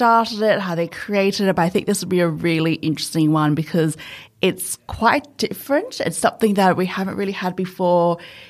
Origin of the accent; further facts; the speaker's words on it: New South Wales, Australia; I'm from New South Wales